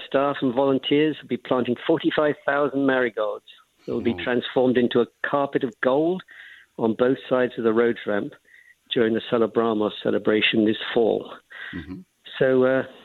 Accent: England, United Kingdom; moved away as an adult; also born or lived in Bermuda / North Texas; now in Fort Worth, United States; I'm originally from England

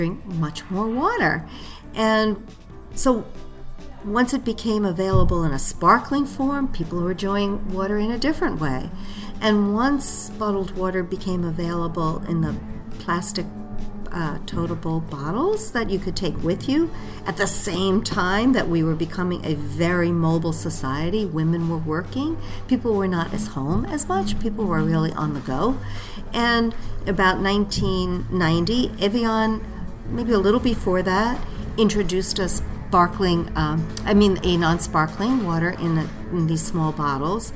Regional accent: New York City, New York, United States; a gal from Staten Island

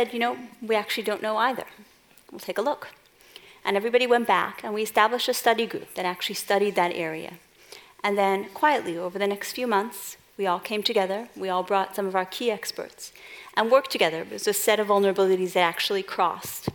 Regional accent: New York City, New York, United States; moved away; folks may not have picked up from my accent, I'm originally from Brooklyn

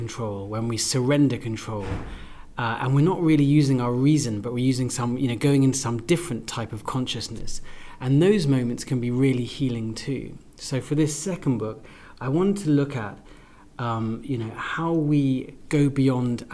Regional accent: London, United Kingdom; also born or lived in Russia; I grew up in London.

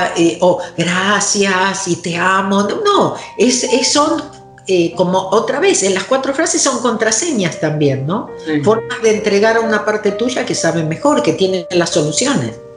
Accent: Argentina; vengo de Argentina

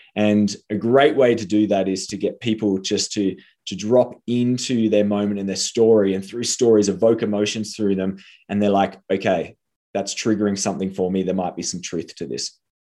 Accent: Tasmania, Australia; moved away; I came from Tasmania, and there in Tasmania, success is being a doctor.

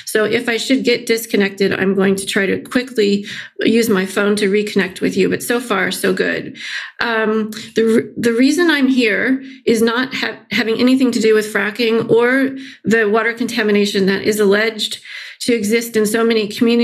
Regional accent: central Illinois, United States; born or raised there; moved away

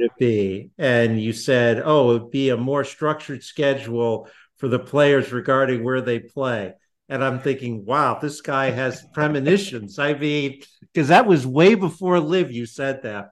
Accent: West Hartford, Connecticut, United States; I grew up in West Hartford, Connecticut

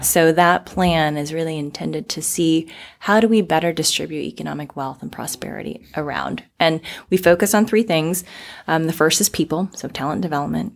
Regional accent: Florida, United States; moved away as an adult; also born or lived in Arizona, United States; now in Portland, United States; I was actually born and raised in the South

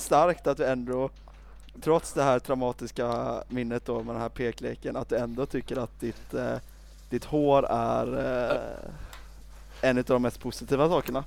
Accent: Sweden; jag är alldeles för svensk

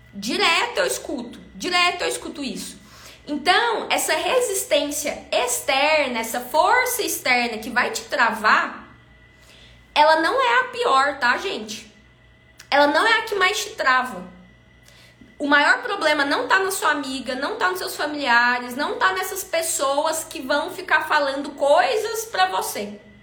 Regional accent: Brazil; accent: caipira; o meu sotaque caipira

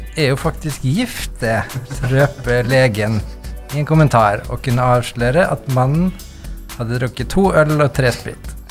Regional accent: Møre coast, Møre og Romsdal, Norway; jeg er en fyr fra Mørekysten

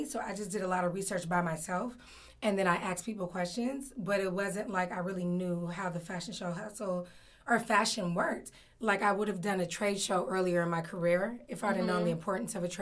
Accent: Oakland, California, United States; also born or lived in New York / Washington, D.C.; I'm based in Oakland, California. Oakland. I'm born and raised in Oakland.

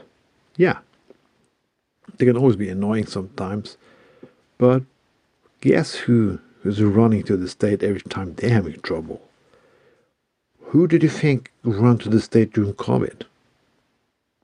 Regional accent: Bergen, Vestland, Norway; my hometown of Bergen

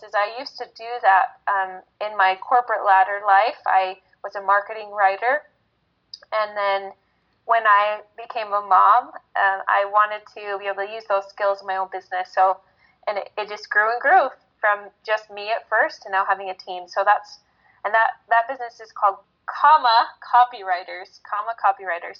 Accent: Arizona, United States; also born or lived in northern Utah; now in Utah, United States; I grew up in Arizona

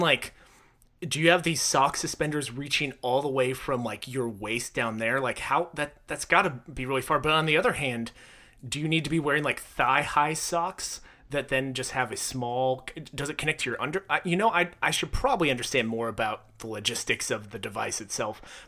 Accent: Texas, United States; I was born in Texas.

